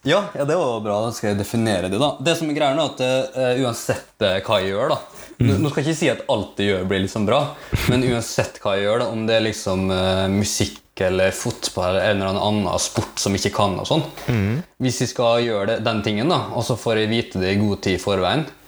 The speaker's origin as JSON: {"language": "Norwegian", "town": "Molde", "region": "Møre og Romsdal", "country": "Norway", "tie": "born or raised there", "also_born_or_lived": "Philippines", "said": "jeg er da 27 år, fra Molde. Mm. Opprinnelig fra Filippinene. Så lang historie, lang historie kort, da, så ble jeg adoptert når jeg var tre år. Mm. Så da har jeg vokst opp eh, i, i Norge"}